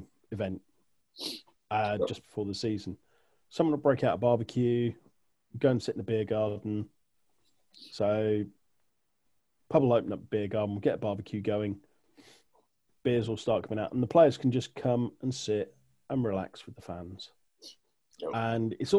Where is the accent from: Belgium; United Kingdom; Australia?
United Kingdom; We're a very small island